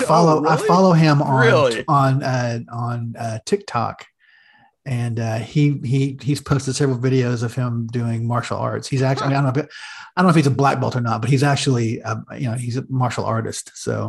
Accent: Midwest, United States; us Midwesterners.

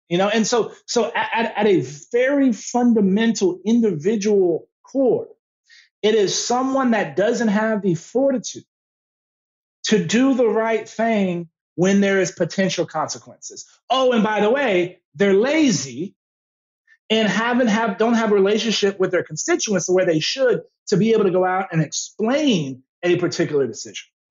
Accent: San Antonio, Texas, United States; I'm from born and raised in San Antonio

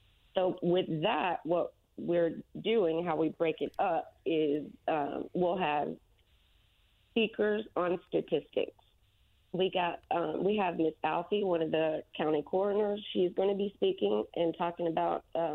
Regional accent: Florida, United States; moved away as an adult; now in Indianapolis, United States; I'm from Florida. Mm-hmm. I came up to Indianapolis 3 years ago

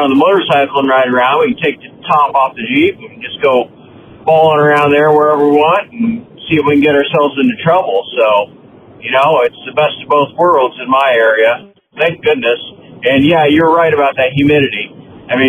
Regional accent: Iowa, United States; my home state, Iowa

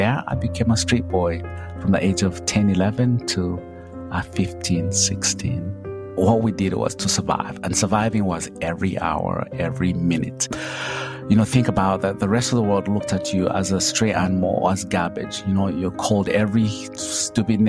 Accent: Kabale, Western Region, Uganda; now in Charlotte, United States; I come from Uganda in a small little village called Kabale, you know, at the border of Uganda, Rwanda, and Congo. I grew up poor

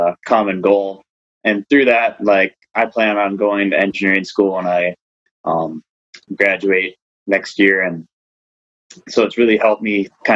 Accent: Babbitt, Minnesota, United States; I'm from Babbitt, Minnesota, northern Minnesota

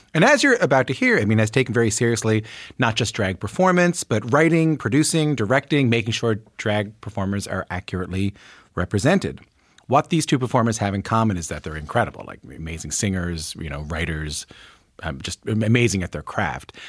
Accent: St. John's, Newfoundland and Labrador, Canada; growing up in Saint John's, Newfoundland

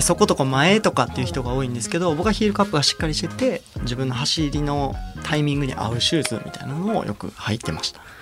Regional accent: Kansai, Japan; 僕関西出身なのでそれこそやっぱ関東の人間じゃないから

